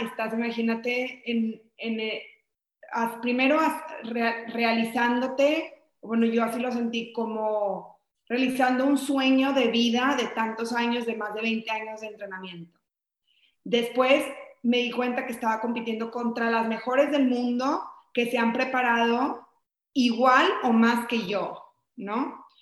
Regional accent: Mexico; soy de México

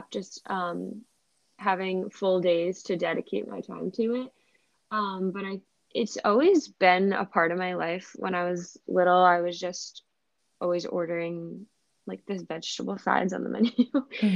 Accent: Rhode Island, United States; moved away as an adult; also born or lived in New York; I'm originally from Rhode Island, moved to New York after college

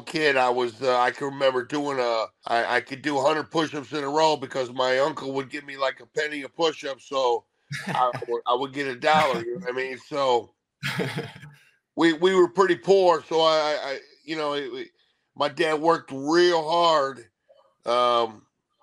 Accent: Ohio, United States; also born or lived in Columbus, Ohio; I'm from Ohio, man. I've been in Ohio my whole life. I live in Columbus, Ohio for the last 30, 40 years, but I grew up 2 hours north

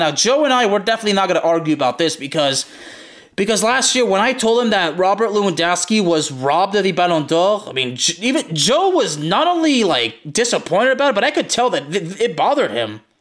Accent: Lyon, Auvergne-Rhône-Alpes, France; We're both from Lyon

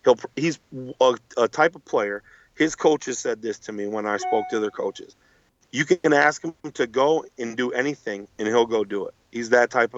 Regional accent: Buffalo, New York, United States; I'm from Buffalo

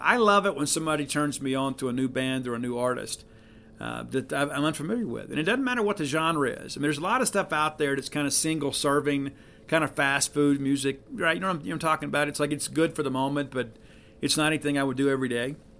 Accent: South Mississippi, United States; I'm from the South. I'm from South Mississippi

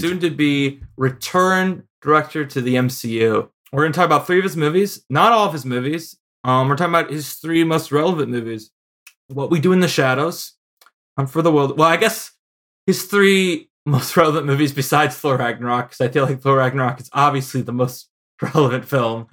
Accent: Chicago, Illinois, United States; accent: Chicago

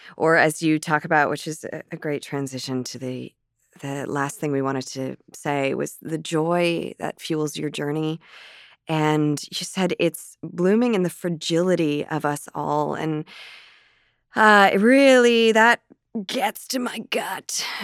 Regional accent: Canada; a Canadian actress

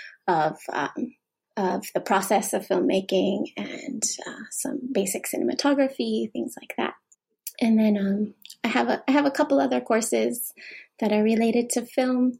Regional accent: Youngstown, Ohio, United States; moved away as an adult; now in Nagoya, Japan; originally, I'm from Youngstown, Ohio, in the United States. And I moved to Japan about 10 years ago

